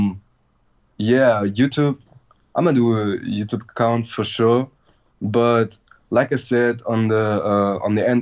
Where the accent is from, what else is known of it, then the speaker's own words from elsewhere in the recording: Germany; I'm from Germany. I'm from a little town